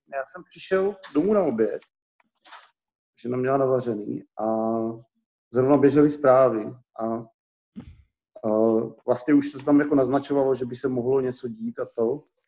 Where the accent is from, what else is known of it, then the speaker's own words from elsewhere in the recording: Olomouc, Olomouc Region, Czechia; Z Olomouci jsem původně, jsem a rodilej.